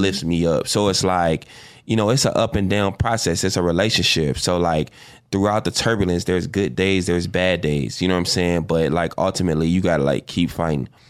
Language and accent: English; Chicago, Illinois, United States; South Side, yeah, I grew up on the nine